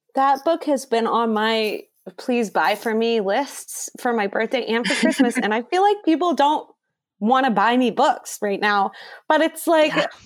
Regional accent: Cleveland, Ohio, United States; I am from Cleveland

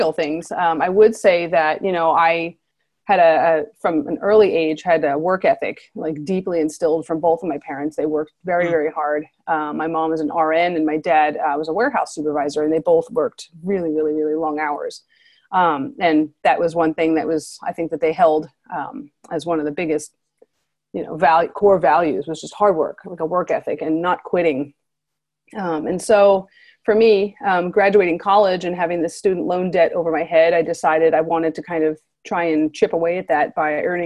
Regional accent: New Jersey, United States; moved away as an adult; now in San Diego, United States; I grew up in North Jersey in a pretty small town

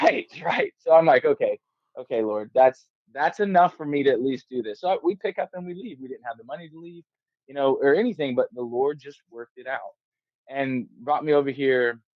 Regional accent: Georgia, United States; now in Missouri, United States; I moved to Missouri from South Georgia, North Florida area.

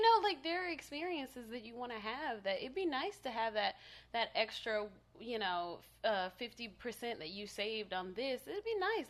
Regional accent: Tallahassee, Florida, United States; now in Los Angeles, United States; I am from Tallahassee, Florida

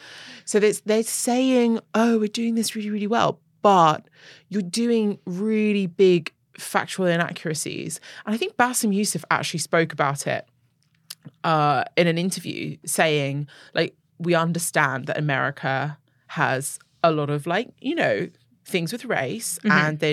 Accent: England, United Kingdom; even as somebody who's, you know, growing up in England, I'm kind of like, okay, I get that American narrative.

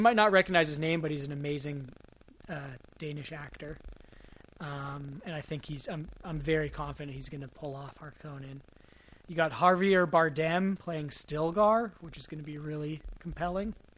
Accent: Marin, California, United States; growing up in Marin with the you know left wing rhetoric

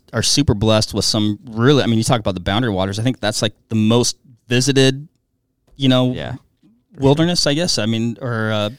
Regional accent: east of Seattle, Western Washington, United States; now in Wisconsin, United States; So I grew up in Western Washington, so east of Seattle a little bit.

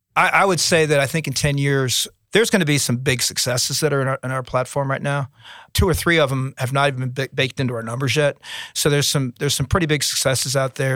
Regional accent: Cincinnati, Ohio, United States; now in Hampton Roads, Virginia, United States; I'm from Cincinnati

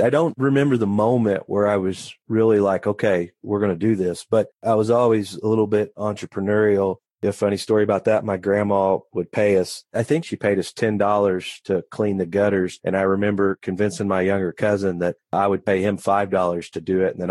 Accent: Poseyville, Indiana, United States; I was. I've been here my whole life grown up around the business

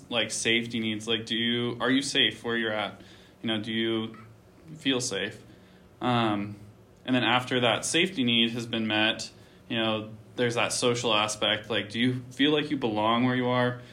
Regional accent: Panguitch, Utah, United States; I'm from Panguitch, Utah

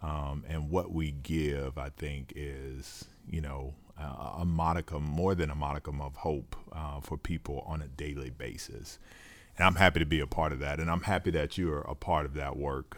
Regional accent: Duval County, Florida, United States; we're both from Duval County

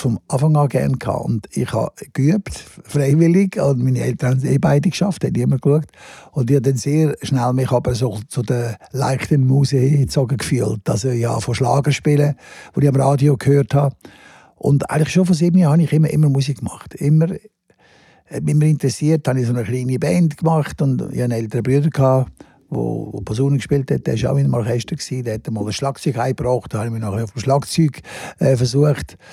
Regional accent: Lenzburg, Aargau, Switzerland; Ich bin in Lenzburg aufgewachsen, im Aargau, ein kleines Städtchen.

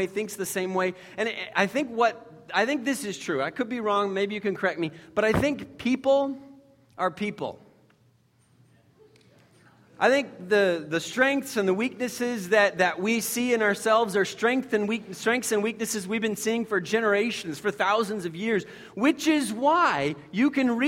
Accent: United States; as many American Christians

